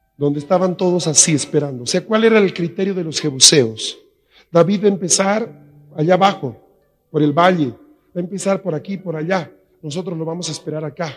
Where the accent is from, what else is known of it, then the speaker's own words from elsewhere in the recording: La Paz, Bolivia; en La Paz tenemos buen agua